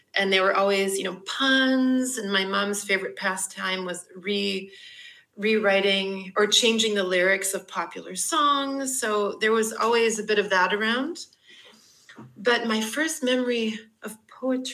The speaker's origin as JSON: {"language": "English", "country": "Canada", "also_born_or_lived": "United Kingdom / Emeryville, California", "moved": "yes", "said": "being Canadian and living in the UK"}